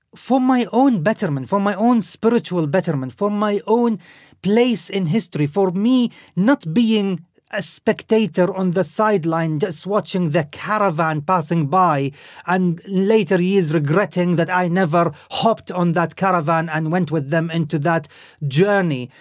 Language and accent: English; Khobar, Eastern Province, Saudi Arabia; moved away; I grew up in Saudi Arabia. My mother was Lebanese